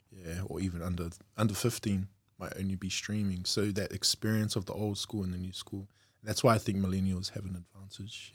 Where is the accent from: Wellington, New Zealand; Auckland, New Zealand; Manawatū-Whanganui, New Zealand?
Auckland, New Zealand; I grew up in South Auckland, um, as a youngster, born out west